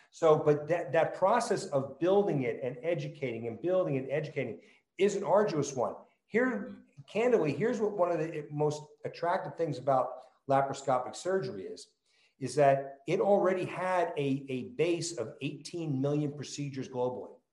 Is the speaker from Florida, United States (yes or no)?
no; New Jersey, United States; accent: New Jersey; moved away; also born or lived in California; I'm you know a born and raised New Jersey kid. It will clearly come out in my accent